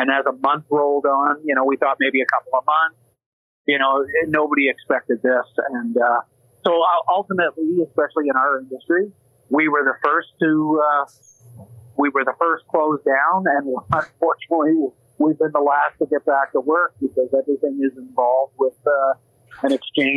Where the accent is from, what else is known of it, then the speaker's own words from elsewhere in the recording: Saint John, New Brunswick, Canada; also born or lived in Grand Bay, New Brunswick / Toronto, Canada; now in Calgary, Canada; I'm originally from the Maritimes. I'm from St. John, New Brunswick originally, Grand Bay as well.